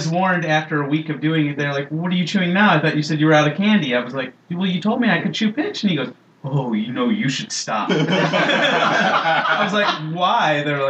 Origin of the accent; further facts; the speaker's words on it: Minnesota, United States; moved away; also born or lived in Idaho / East Coast / West Coast; I'm from Minnesota.